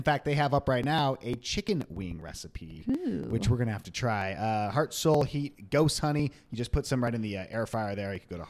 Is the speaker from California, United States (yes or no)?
yes; Long Beach, California, United States; moved away; we're from there.